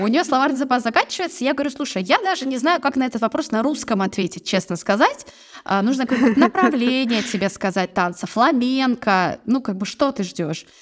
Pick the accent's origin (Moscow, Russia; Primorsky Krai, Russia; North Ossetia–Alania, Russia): Primorsky Krai, Russia; Vladivostok; moved away as an adult; also born or lived in Barnaul / China; Я родилась в Владивостоке. Я приморская угу. девчонка